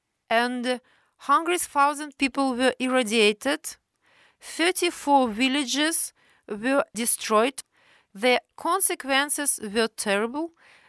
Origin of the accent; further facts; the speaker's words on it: Ozyorsk, Chelyabinsk Oblast, Russia; born there; I was born in a closed city in 1972. It was a secret nuclear city in Soviet time.